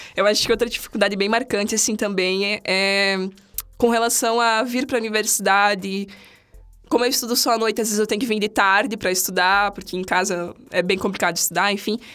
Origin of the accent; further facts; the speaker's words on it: São Miguel do Oeste, Santa Catarina, Brazil; moved away as an adult; Eu sou de outra cidade, eu sou de São Miguel do Oeste, uma cidadezinha aqui perto, aqui perto, duas horas daqui.